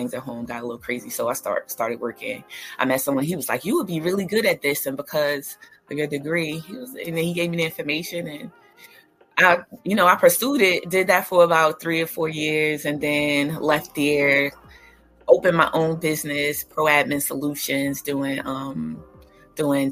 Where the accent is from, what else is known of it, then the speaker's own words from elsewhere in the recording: Newark, New Jersey, United States; moved away; I am a Newark, New Jersey native, born and raised